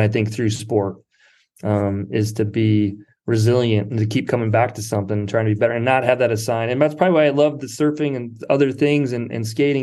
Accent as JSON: {"language": "English", "region": "South Dakota", "country": "United States", "tie": "born or raised there", "also_born_or_lived": "Marina, California / Berkeley, California", "moved": "as an adult", "lives_now": "Pacific Grove, United States", "said": "I grew up in South Dakota."}